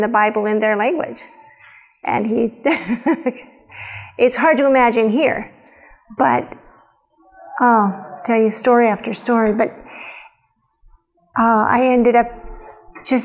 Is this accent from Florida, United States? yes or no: no; Nebraska, United States; also born or lived in Wyoming; born in Wyoming, grew up in Nebraska